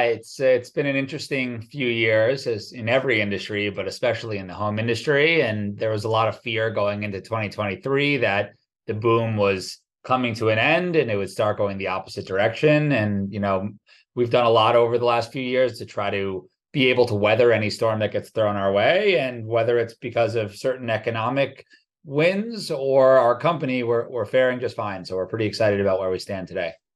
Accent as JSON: {"language": "English", "region": "New Jersey", "country": "United States", "tie": "born or raised there", "also_born_or_lived": "New York City", "said": "born in New York City, grew up in New Jersey"}